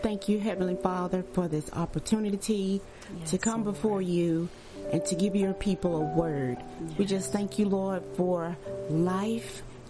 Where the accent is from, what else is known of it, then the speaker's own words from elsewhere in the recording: Birmingham, Alabama, United States; moved away as an adult; now in Charlotte, United States; And I am actually from Birmingham, Alabama. Mm-hmm. I am the ninth child of Southern Baptist Pentecostal.